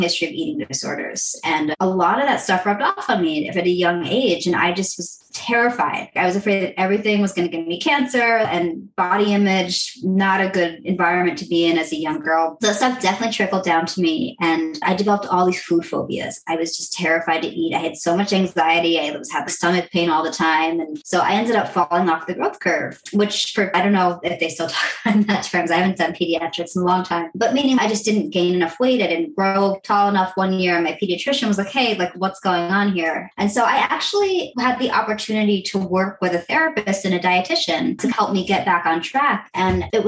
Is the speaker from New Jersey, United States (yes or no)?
yes; New Jersey, United States; I grew up in New Jersey, you know, in the 80s and 90s